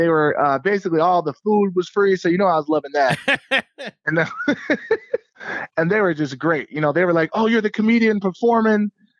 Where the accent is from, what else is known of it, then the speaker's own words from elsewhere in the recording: Southfield, Michigan, United States; also born or lived in Los Angeles; anytime I'm out of town, I like to say I'm from Detroit, but then some of the Detroit comedians are like, man, you're from Southfield.